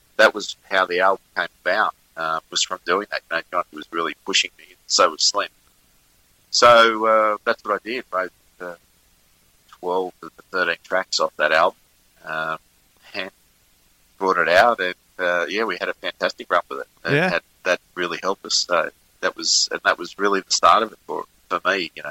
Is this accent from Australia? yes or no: yes; Richmond, New South Wales, Australia; I was in my hometown of Richmond in New South Wales. I'm originally from New South Wales, up near Sydney, Hawkesbury, actually, in the Blue Mountains.